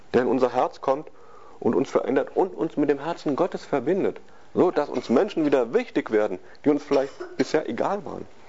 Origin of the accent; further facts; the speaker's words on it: West Germany, Germany; wir sind Westdeutsche